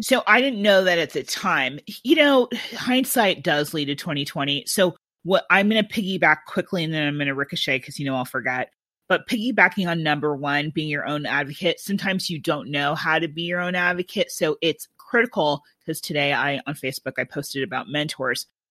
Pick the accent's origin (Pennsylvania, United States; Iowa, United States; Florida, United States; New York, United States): Iowa, United States; Iowa City; growing up in Iowa City